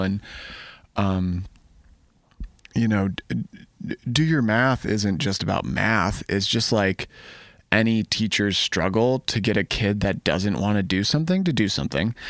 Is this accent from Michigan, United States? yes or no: yes; Ann Arbor, Michigan, United States; I'm from Ann Arbor, I grew up